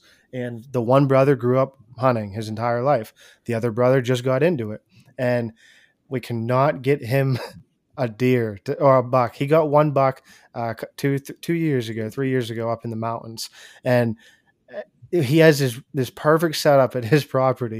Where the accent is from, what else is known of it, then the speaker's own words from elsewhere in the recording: Pennsylvania, United States; I'm from Pennsylvania